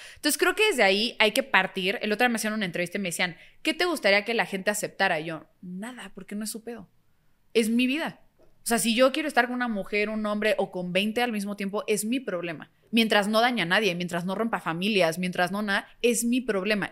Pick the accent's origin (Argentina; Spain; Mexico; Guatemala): Mexico; como mexicanos